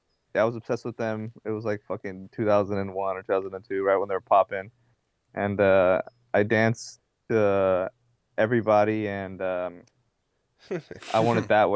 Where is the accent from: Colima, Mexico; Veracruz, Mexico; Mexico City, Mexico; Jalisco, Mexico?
Jalisco, Mexico; Tequila; I'm from Jalisco. I was born in Tequila, Jalisco.